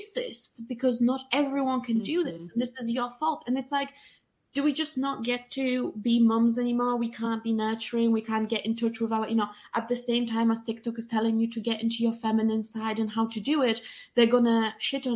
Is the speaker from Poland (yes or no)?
yes; Poland; moved away; I'm an immigrant and I'm from Poland and I'm a woman.